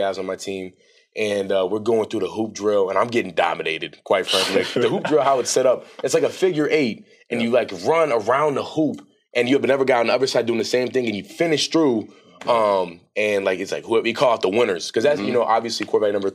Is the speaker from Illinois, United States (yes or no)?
no; Allentown, Pennsylvania, United States; me and Elzin went back to Allentown, to like my hometown